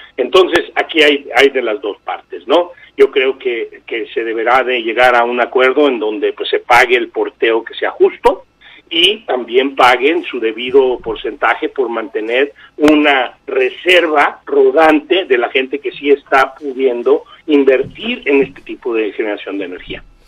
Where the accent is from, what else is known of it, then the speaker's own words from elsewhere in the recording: Mexico; nosotros como mexicanos